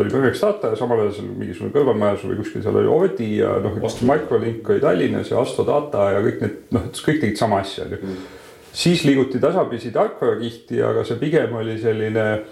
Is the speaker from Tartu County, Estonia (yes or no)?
yes; Tartu, Tartu County, Estonia; mina olen Tartus, Tartus sündinud ja kasvanud